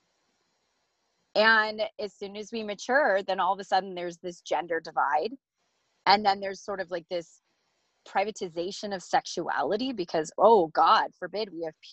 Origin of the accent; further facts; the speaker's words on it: United States; I love being an American